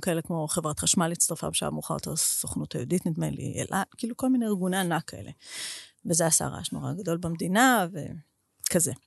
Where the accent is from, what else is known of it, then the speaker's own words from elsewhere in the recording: Israel; אני מישראל הקטנה